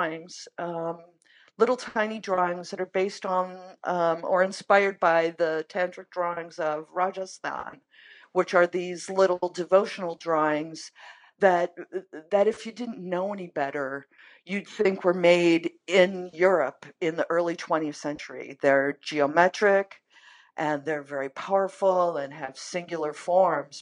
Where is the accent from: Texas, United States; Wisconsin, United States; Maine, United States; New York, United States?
Maine, United States; now in Minneapolis, United States; I grew up in Maine